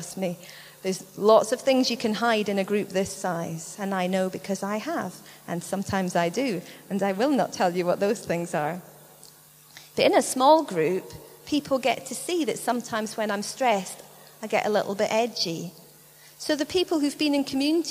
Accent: United Kingdom; we're British

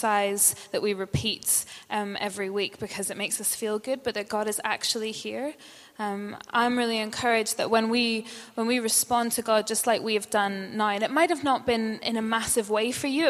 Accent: Northern Ireland, United Kingdom; moved away; And I'm from Northern Ireland

